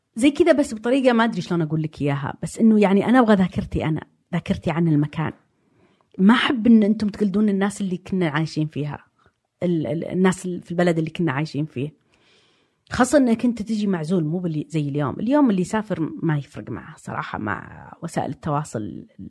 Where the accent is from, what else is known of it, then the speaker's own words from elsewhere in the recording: Diriyah, Riyadh Province, Saudi Arabia; also born or lived in Jeddah / London; انا ولدت في الدرعيه في بيت طيني وبعدين سجلوني اني انولدت في الرياض